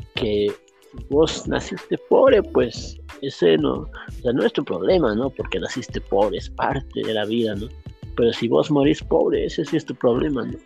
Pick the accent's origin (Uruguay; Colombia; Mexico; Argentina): Uruguay; now in Bolivia; yo soy de, de Uruguay, he nacido allá, pero estoy aquí en Bolivia bastante tiempo, ¿no? Bastantes años